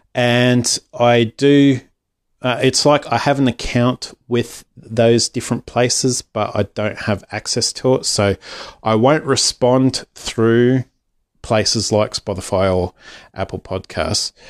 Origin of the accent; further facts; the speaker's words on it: Australia; otherwise known as …